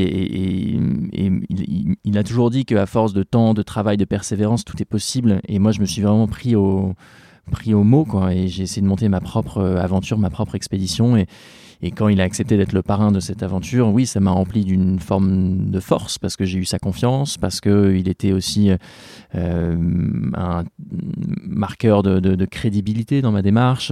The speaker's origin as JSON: {"language": "French", "area": "Seine-Maritime", "region": "Normandy", "country": "France", "said": "je suis né en Normandie"}